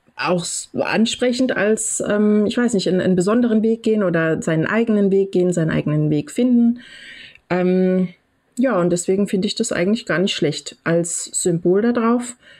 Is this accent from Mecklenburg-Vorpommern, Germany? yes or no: no; Dresden, Saxony, Germany; moved away; also born or lived in western Germany; ich selber komme aus dem Osten ursprünglich, ich bin in Dresden geboren